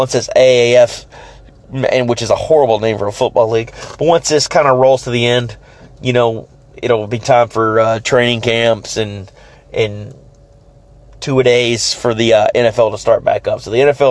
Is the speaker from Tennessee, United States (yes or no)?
yes; Memphis, Tennessee, United States; I'm a Cubs fan, born and raised in Memphis.